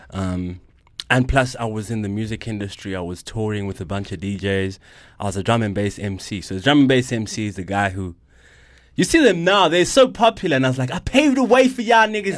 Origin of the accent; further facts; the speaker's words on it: Johannesburg, Gauteng, South Africa; I'm a Joburg kid, oh one one forever